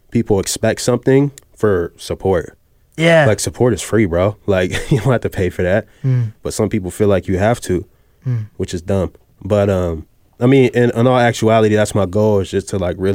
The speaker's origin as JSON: {"language": "English", "region": "Virginia", "country": "United States", "said": "And I'm from Virginia too."}